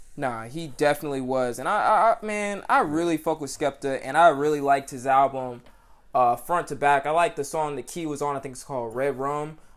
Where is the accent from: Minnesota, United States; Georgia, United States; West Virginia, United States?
Georgia, United States; Atlanta; I'm Atlanta, Georgia